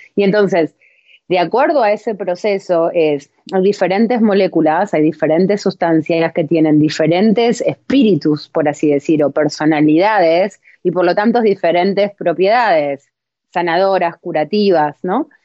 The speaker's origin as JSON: {"language": "Spanish", "country": "Argentina", "said": "yo soy latina también, vengo de Argentina"}